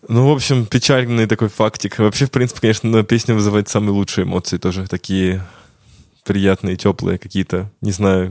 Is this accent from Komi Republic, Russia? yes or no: no; Ryazan, Ryazan Oblast, Russia; moved away; я сам родом из города Рязани